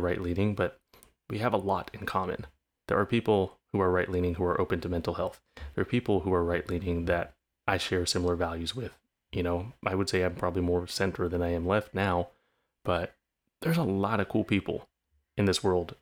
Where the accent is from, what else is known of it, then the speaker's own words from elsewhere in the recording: California, United States; growing up in California, naturally growing up a bit more left leaning